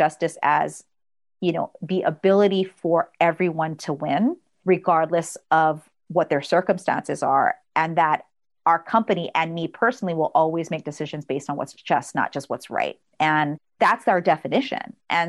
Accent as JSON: {"language": "English", "country": "Philippines", "said": "Cause, like, again, we're Filipino."}